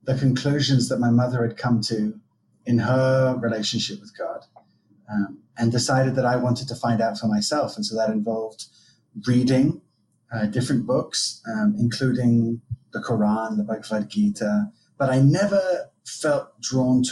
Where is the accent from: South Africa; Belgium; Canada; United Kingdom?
United Kingdom; England; accent: American twang; also born or lived in France; now in Israel; I was raised in England, but I was actually born in Israel.